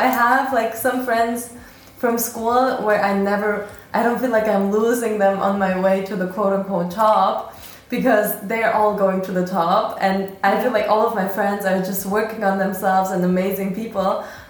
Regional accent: Berlin, Germany; moved away as an adult; now in Vienna, Austria; I moved from Berlin. I was born and raised in Berlin.

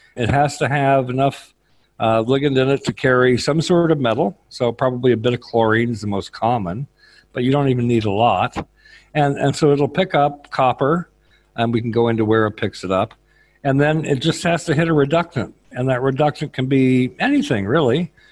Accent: northeast Oklahoma, United States; moved away as an adult; now in Dublin, Ireland; So I grew up in Oklahoma, northeast Oklahoma

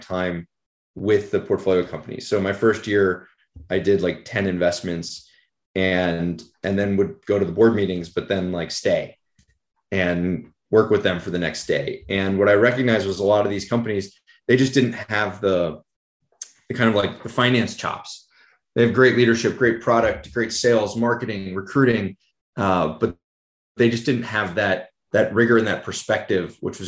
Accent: San Francisco Bay Area, California, United States; I grew up in the San Francisco Bay Area

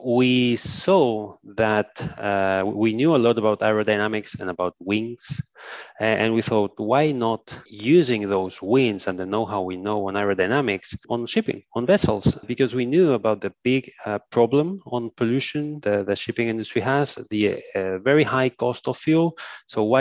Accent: Ibiza, Balearic Islands, Spain; moved away; also born or lived in Barcelona; I was born in Ibiza, which is a small island in the Mediterranean Sea. Mm-hmm. So I've always been surrounded by the sea. Then I moved to Barcelona

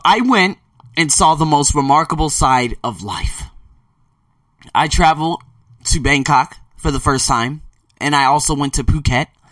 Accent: Las Vegas, Nevada, United States; moved away as an adult; also born or lived in Melbourne, Australia / Sydney, Australia; Born and raised in Las Vegas

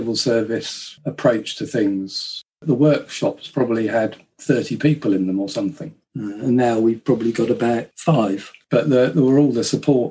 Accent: Kent, South East England, United Kingdom; I grew up in Kent

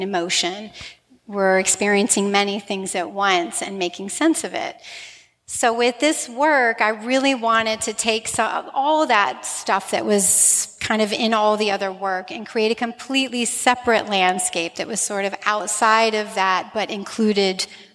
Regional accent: Slidell, Louisiana, United States; my hometown of Slidell

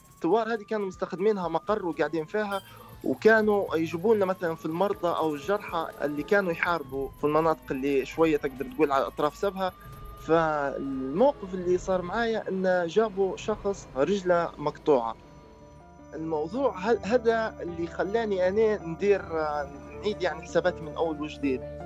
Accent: Libya; أنا كشاب ليبي

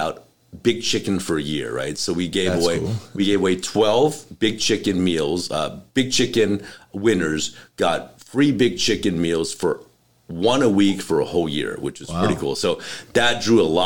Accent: Los Angeles, California, United States; I grew up in North Hollywood

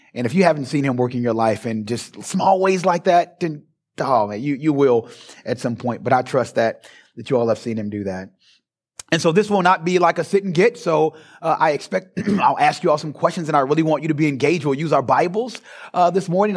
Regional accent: Louisville, Kentucky, United States; moved away as an adult; now in Springfield, Ohio, United States; born and raised in Louisville, Kentucky, and just moved to Ohio a few years ago.

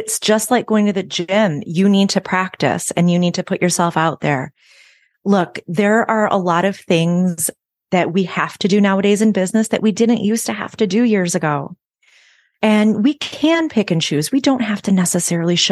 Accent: Chicago, Illinois, United States; moved away as an adult; now in Nashville, United States; I'm originally from the Chicago area, and I moved here to Nashville about 8 years ago

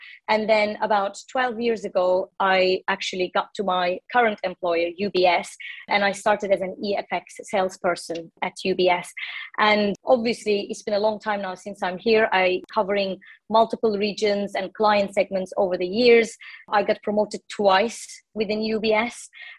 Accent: Istanbul, Turkey; So I'm originally from Turkey. I was born in Istanbul and raised in Turkey as well. I studied economics in Istanbul University. All my education was in Turkey.

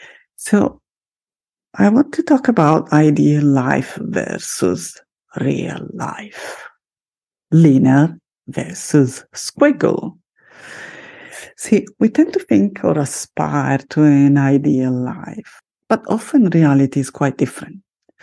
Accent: Italy; first language Italian; English is a second language; So creative that I'm also starting a second podcast in Italian, my mother tongue, in Italiano.

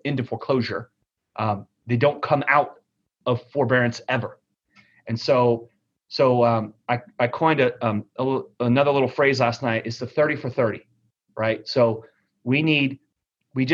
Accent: Texas, United States; I'm from Texas

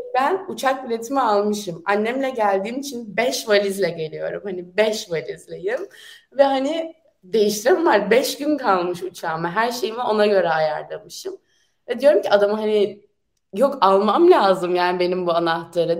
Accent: Turkey; moved away as an adult; now in France; Türk'üm ben

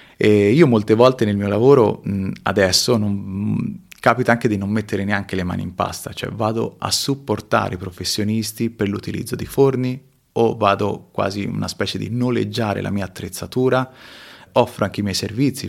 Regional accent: Tuscany, Italy; born or raised there; moved away as an adult; also born or lived in Peru / Marche

